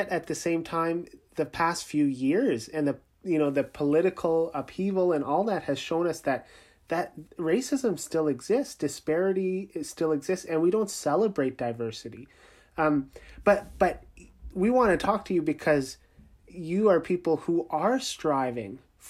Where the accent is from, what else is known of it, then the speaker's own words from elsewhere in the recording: Canada; where are you from? Then usually I say Canada and they say, yeah, but where are you really from?